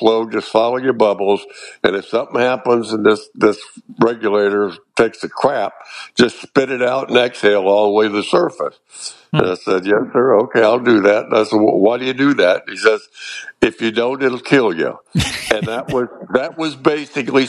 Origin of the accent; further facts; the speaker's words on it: Cocoa, Florida, United States; I grew up in Cocoa, Florida on the water